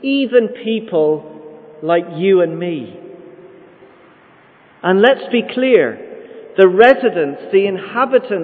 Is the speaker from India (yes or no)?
no; Ireland; also born or lived in London, United Kingdom; Lived there for the first 6 weeks of my life. And then my parents moved to Ireland. So I've been here 99.99% of my life